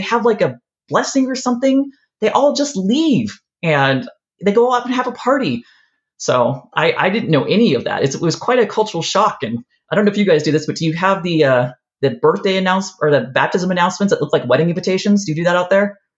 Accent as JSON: {"language": "English", "region": "California", "country": "United States", "tie": "born or raised there", "also_born_or_lived": "Ohio", "said": "I didn't grow up here. I grew up in California and yeah. in Ohio, and then we moved here."}